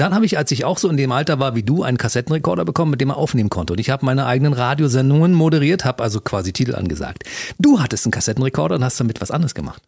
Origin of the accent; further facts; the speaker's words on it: Germany; bin Deutscher